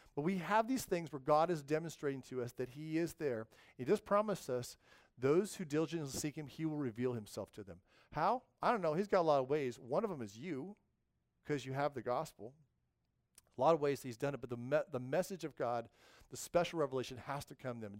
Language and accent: English; the West, United States; moved away; in the West, I grew up in the West, we had these things called earthquakes